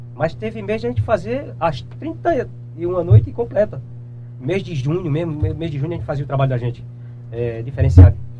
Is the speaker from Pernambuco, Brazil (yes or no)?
yes; Ferreiros, Pernambuco, Brazil; eu sou natural da cidade de Ferreiros, é, é, sou do Engenho Bonfim, né? Que é município de Ferreiros.